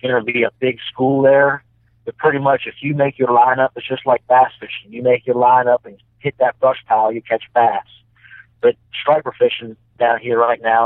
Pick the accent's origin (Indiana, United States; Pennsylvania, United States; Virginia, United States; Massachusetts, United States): Pennsylvania, United States; Harrisburg; I grew up in Harrisburg, Pennsylvania